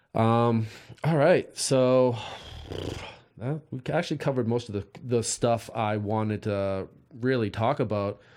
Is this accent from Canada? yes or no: no; East Coast, United States; now in California, United States; I grew up on the East Coast